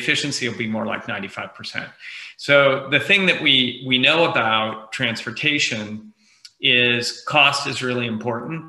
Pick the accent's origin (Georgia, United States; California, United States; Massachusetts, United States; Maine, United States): California, United States; Bay Area; I grew up in the Bay Area and hung around the People's Computer Center in Palo Alto when I was a kid